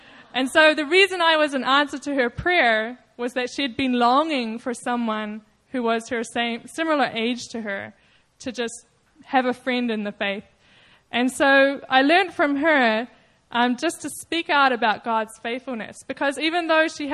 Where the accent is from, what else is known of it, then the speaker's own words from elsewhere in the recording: New Zealand; moved away; I'm from New Zealand